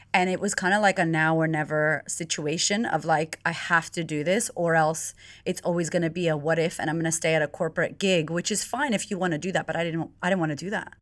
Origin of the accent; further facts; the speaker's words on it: United States; moved away as an adult; now in Melbourne, Australia; I'm originally from America